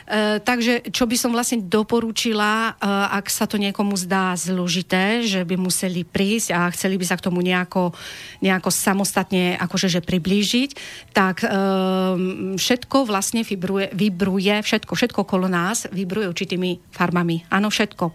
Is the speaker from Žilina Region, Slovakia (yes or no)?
no; Banská Bystrica, Banská Bystrica Region, Slovakia; ja som Slovenka, som z Banskej Bystrice, to je výhoda, Stredné Slovensko